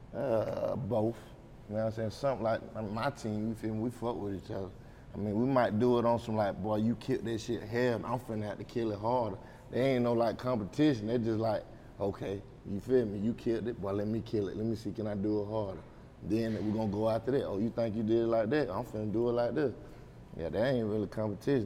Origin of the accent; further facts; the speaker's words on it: Anderson, United States; I'm from Anderson